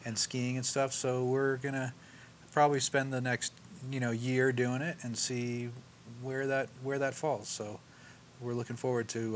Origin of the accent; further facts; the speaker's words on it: Mill Valley, California, United States; also born or lived in San Francisco; grew up in Mill Valley